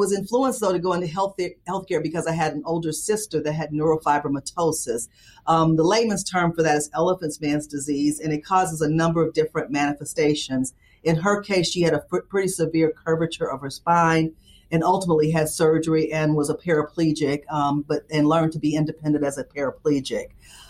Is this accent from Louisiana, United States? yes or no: yes; Baton Rouge, Louisiana, United States; I'm originally from Baton Rouge, Louisiana, and I always tell people if they're looking for the Cajun accent, you might not hear it.